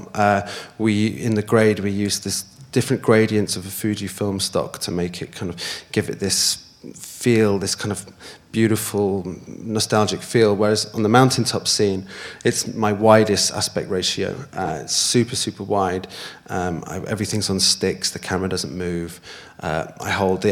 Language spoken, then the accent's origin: English; Wales, United Kingdom; the mountaintop scene is my favourite place on earth. It's where I grew up